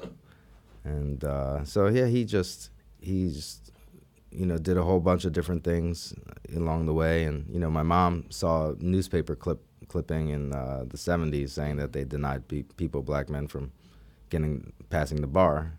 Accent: Philadelphia, Pennsylvania, United States; I was born in Philadelphia. Okay. Uh, Society Hill area

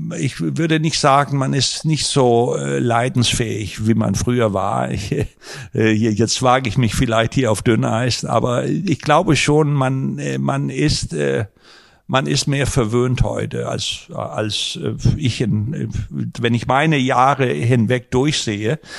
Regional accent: Denmark; now in Germany; ich bin ja gebürtiger Däne

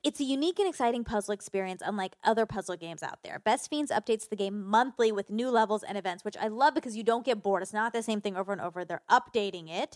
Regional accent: Georgia, United States; I grew up in Georgia

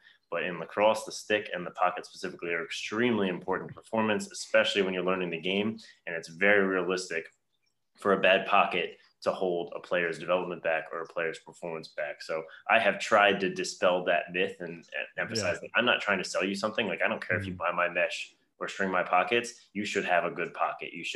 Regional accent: Baltimore, Maryland, United States; I grew up in the Baltimore area.

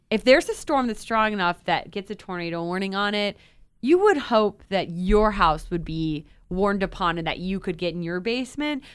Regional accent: Cleveland, Ohio, United States; I grew up in Cleveland

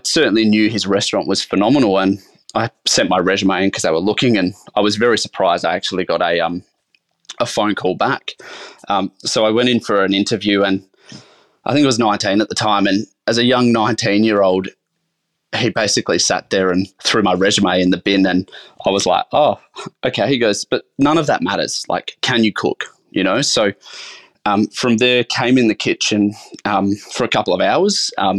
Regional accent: South Australia, Australia; So I grew up in the Adelaide Hills in a little town called Nan.

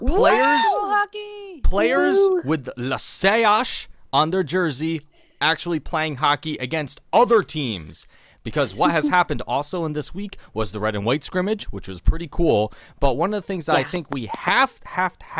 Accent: New York, United States; Being a New Yorker

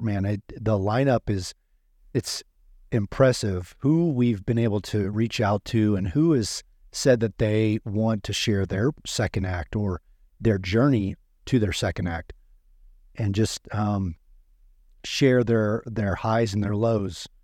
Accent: Midwest, United States; I grew up in the Midwest

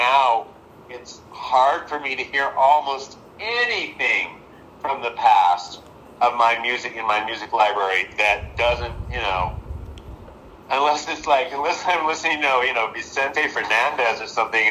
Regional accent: Southern California, United States; growing up in Southern California

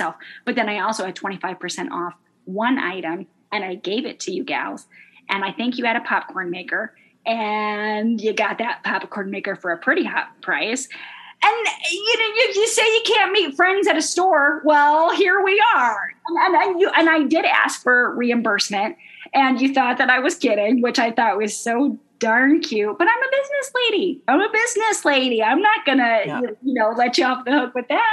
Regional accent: Midwest, United States; I'm from the Midwest

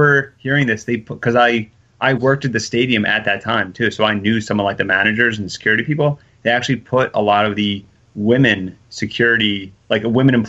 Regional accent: Philadelphia, Pennsylvania, United States; I'm from Philly

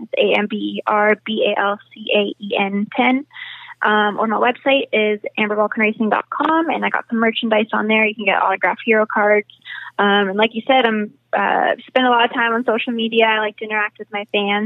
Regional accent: Winnipeg, Manitoba, Canada; moved away as an adult; now in United States; my hometown of Winnipeg

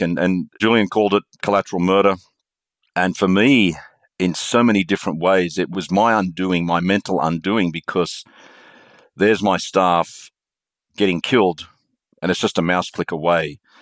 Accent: Australia; moved away as an adult; also born or lived in Indonesia; I'm Australian

